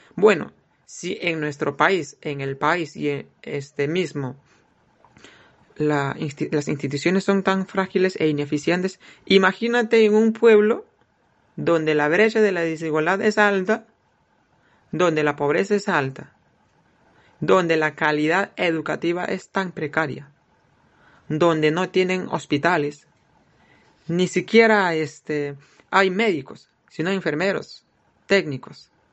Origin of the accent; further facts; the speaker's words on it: Awajún people, Amazonas, Peru; Nosotros, la nueva generación de los Abajún